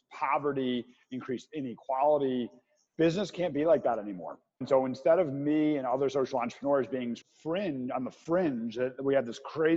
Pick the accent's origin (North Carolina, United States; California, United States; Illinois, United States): Illinois, United States; Chicago; I'm originally from Chicago.